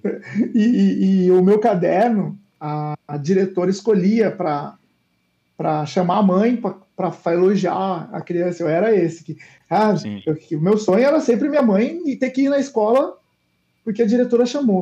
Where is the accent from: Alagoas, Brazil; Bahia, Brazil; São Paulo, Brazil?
São Paulo, Brazil; São José dos Campos; also born or lived in England; eu nasci em São Paulo, é, uhum. ali é, é até os quatro anos de idade, depois eu fui para São José dos Campos e fiquei boa parte da minha vida lá.